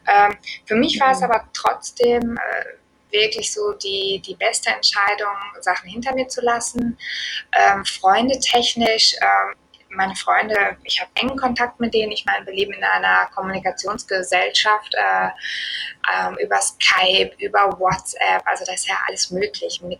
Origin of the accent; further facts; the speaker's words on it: Germany; Ähm, und ich meine, wir kommen aus Deutschland.